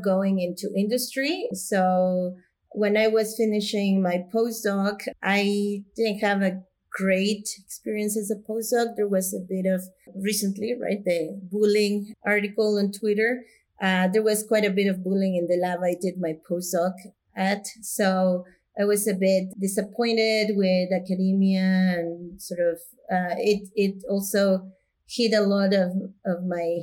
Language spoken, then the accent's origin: English; Mexico; moved away as an adult; also born or lived in United States; I'm originally from Mexico. I was born and grew up in Mexico.